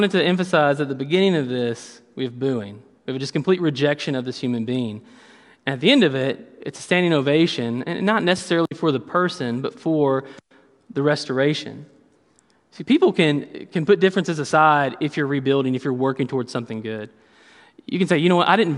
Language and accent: English; Kentucky, United States; I'm from Kentucky